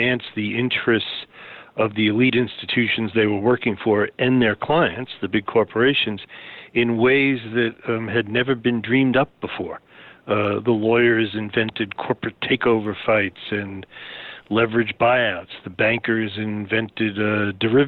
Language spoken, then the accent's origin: English; New York City, New York, United States; I grew up in Queens, New York